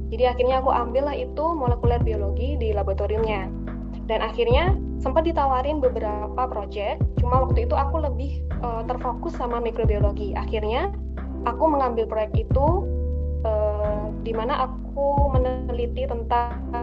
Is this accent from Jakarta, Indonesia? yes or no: no; Malang, East Java, Indonesia; Aku asal Malang di Kecamatan Lawang